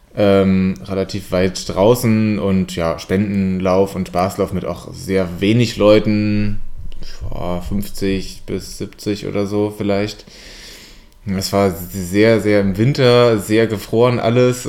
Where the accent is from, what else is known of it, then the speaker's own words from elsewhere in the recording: Siegen, North Rhine-Westphalia, Germany; bei uns in Siegen